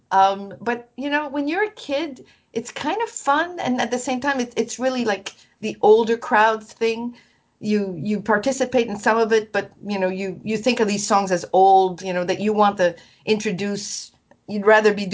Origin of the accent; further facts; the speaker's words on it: Quebec, Canada; Yvon Labbé was from the region of Quebec where I was from.